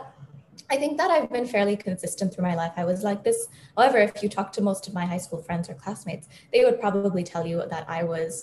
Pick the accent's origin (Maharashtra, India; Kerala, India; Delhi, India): Maharashtra, India; Mumbai; also born or lived in Boston, United States; I was born in Boston, lived there till I was about 8 or 9, and then I moved to Bombay. But when I lived there, every summer I'd spend in India. And then when I lived in India, every summer I'd spend in the US.